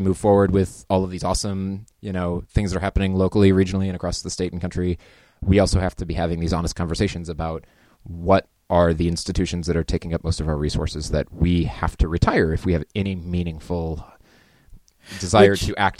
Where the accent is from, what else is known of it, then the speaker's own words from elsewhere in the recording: Beaverton, Oregon, United States; also born or lived in Twin Cities; I grew up in the Portland region out in Beaverton. Like all Oregonians, kind of got the salmon thing going on where you leave and come back. I went to school in the Twin Cities but returned.